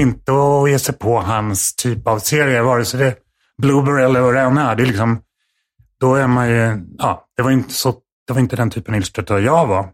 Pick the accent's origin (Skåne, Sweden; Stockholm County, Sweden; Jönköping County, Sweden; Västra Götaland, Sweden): Stockholm County, Sweden; Stockholm; Här i Stockholm, utanför eh, i Farsta.